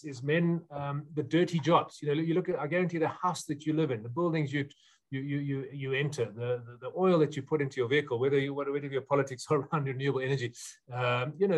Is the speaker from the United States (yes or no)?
no; South Africa; before I'm a South African